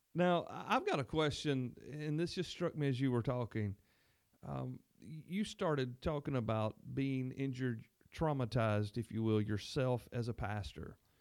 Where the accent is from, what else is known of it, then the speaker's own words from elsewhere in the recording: the South, United States; as a Southerner